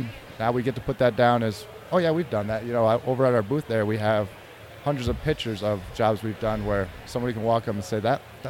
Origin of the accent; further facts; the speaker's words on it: Lebanon, Connecticut, United States; I'm personally from Lebanon.